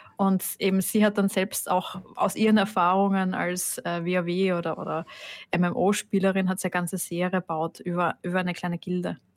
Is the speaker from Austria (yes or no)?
yes; Styria, Austria; also born or lived in Carinthia; wir in der Steiermark